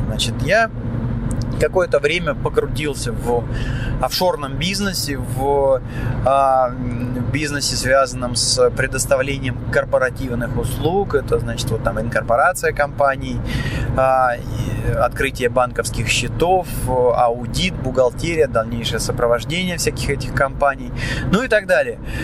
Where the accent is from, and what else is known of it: Moscow, Russia; now in Cyprus